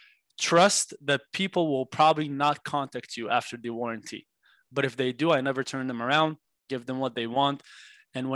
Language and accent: English; Israel; moved away as an adult; now in Los Angeles, United States; growing up in Israel